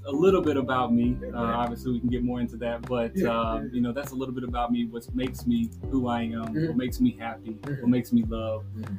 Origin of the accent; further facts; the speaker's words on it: Murfreesboro, Tennessee, United States; Grew up in Murfreesboro, went to high school in Murfreesboro.